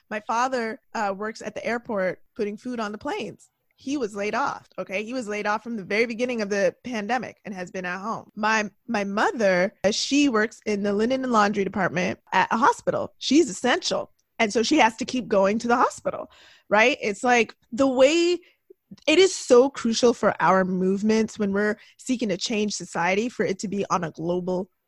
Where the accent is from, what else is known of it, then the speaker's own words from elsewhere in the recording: Jamaica; Like, obviously, I'm tied to Jamaica because I'm Jamaican